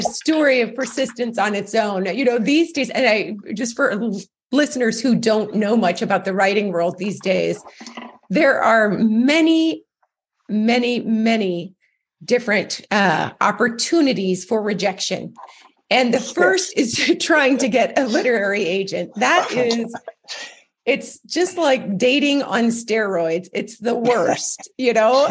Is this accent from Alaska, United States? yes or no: yes; Alaska, United States; moved away as an adult; also born or lived in Kentucky; now in Tennessee, United States; originally I was from Kentucky, but raised in Alaska, moved to Tennessee a year ago.